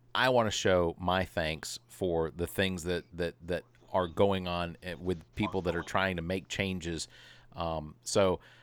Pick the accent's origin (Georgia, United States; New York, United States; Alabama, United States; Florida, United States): Georgia, United States; Atlanta; I grew up in Atlanta